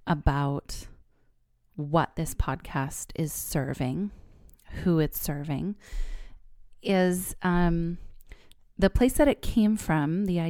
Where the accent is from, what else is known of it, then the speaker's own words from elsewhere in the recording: California, United States; also born or lived in New York; So I am a fifth generation Californian. I was born here in the Bay Area and was raised here. I went away to college in New York, but I've lived every other years of my life here in California.